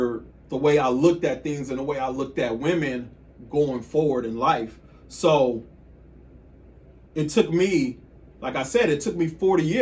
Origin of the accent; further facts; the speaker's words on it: Killeen, Texas, United States; I'm from Killeen. I'm from Killeen, Texas.